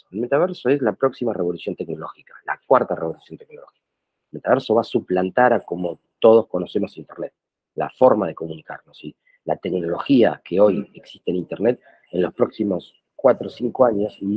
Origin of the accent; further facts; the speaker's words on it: Buenos Aires, Argentina; born there; argentino, nacido en Buenos Aires